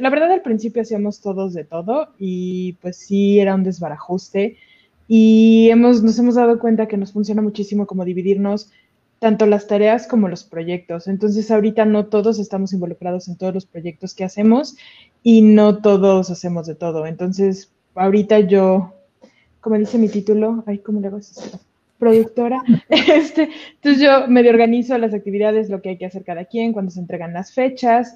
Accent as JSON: {"language": "Spanish", "region": "Mexico City", "country": "Mexico", "tie": "born or raised there", "moved": "yes", "lives_now": "Querétaro, Mexico", "said": "yo nací en Ciudad de México, estudié animación aquí en Querétaro"}